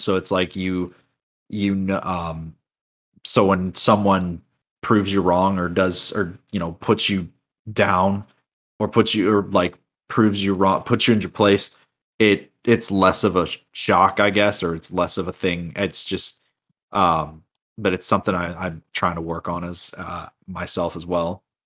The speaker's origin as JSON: {"language": "English", "region": "Florida", "country": "United States", "said": "I'm from Florida."}